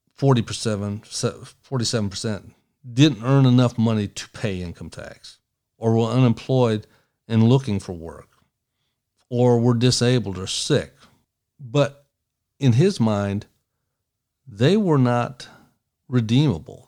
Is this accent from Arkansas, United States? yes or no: no; East Tennessee, United States; also born or lived in Monroe, Michigan; I come from the Appalachian Mountains of East Tennessee